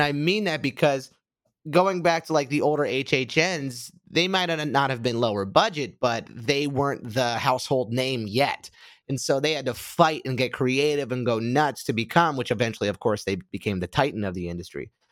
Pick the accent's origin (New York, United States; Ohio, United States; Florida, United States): Florida, United States; Orlando; moved away; when I was growing up in Orlando